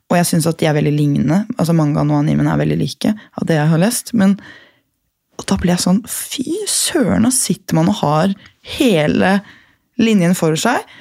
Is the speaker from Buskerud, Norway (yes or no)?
yes; Gol, Buskerud, Norway; accent: Gol dialect mixed with Oslo dialect; jeg er fra Gol, mm. eh, så noen av sånn tonefallene våre sånn er litt rare. Ah. Og så har jeg blandet om til å legge om til sånn Oslo-dialekt, men med litt sånn tonefallet mm. til ordene uten.